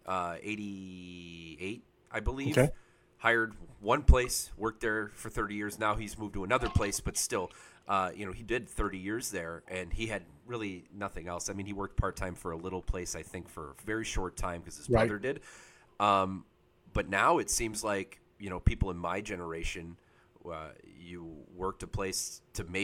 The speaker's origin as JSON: {"language": "English", "region": "Illinois", "country": "United States", "said": "I'm from Illinois"}